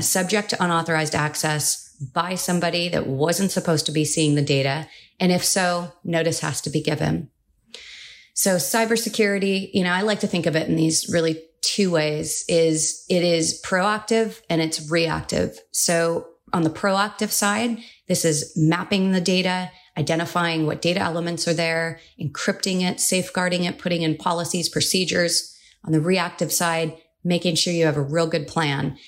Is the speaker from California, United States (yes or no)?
yes; California, United States; California was the first state, and that's my home state where I was born and raised